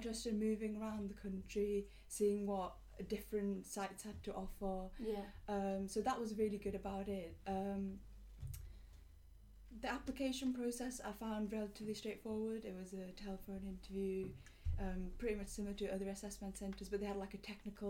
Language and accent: English; Liverpool, North West England, United Kingdom; moved away as an adult; also born or lived in Crawley; I'm from Liverpool.